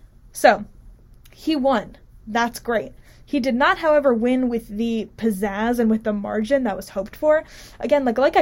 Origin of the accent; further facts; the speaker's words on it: Morris County, New Jersey, United States; I grew up in Morris County, which is up in, it's like two or three counties from the top of New Jersey. And so, when I was growing up, it was like pretty consistently red.